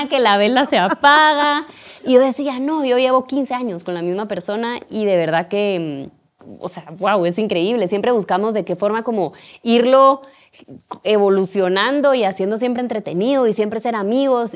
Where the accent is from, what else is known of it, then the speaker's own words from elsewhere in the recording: Guatemala; como guatemaltecos